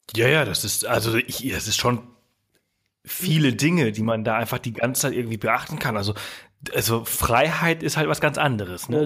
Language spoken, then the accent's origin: German; Germany; bei uns in Deutschland